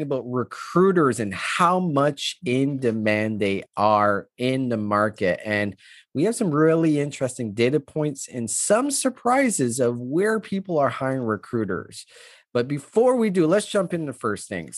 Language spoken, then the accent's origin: English; Canada; I'm Canadian